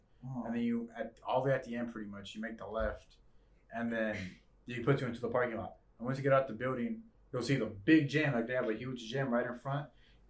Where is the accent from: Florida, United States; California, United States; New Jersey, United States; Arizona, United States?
California, United States; Gardena; Because I'm from Gardena, so